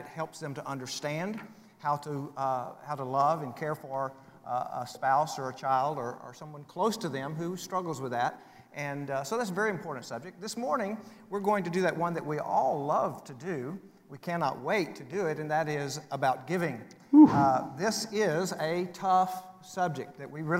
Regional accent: West Texas, United States; Since I'm from West Texas

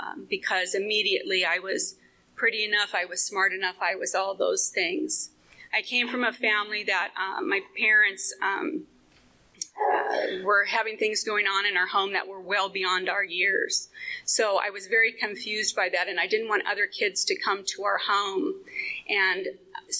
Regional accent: Phoenix, Arizona, United States; I was born and raised in Phoenix in a very blighted area that's affectionately known as Murder Vale

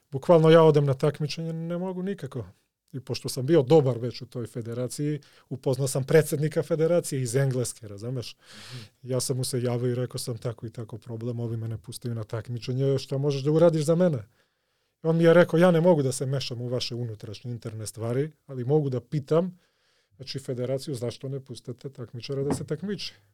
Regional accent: Skopje, North Macedonia; born there; Croatian is a second language; I ja se setim, ja sam makedonac, rođen sam ovde u Skoplju.

